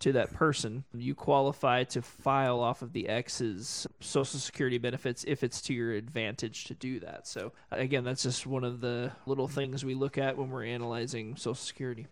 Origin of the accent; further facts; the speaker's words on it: Tulsa, Oklahoma, United States; I grew up in Tulsa